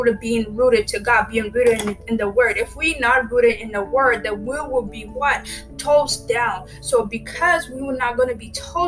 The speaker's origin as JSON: {"language": "English", "country": "Ethiopia", "moved": "yes", "lives_now": "United States", "said": "I'm from Ethiopia. I actually resident right now in USA."}